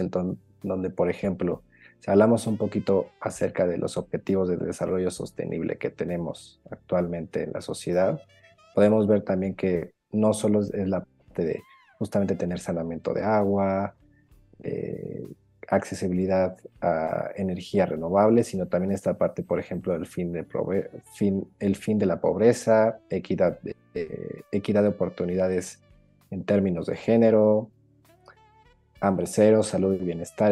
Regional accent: Mexico

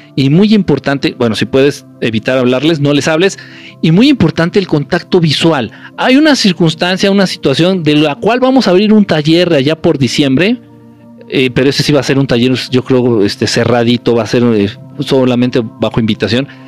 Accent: Mexico; moved away; nací en México y que mucho tiempo he vivido en México

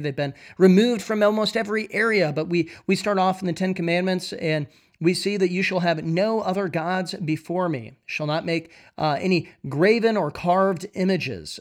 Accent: United States; growing up in America, I never thought that I would see these things.

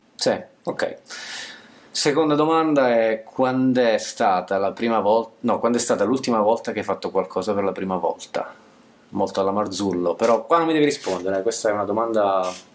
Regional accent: Basilicata, Italy; moved away as an adult; also born or lived in central-northern Italy; io ho sempre vissuto, sono della Basilicata, studiato, sono laureato, ho lavorato fuori, eh, centro-nord Italia, e tornerò in Basilicata

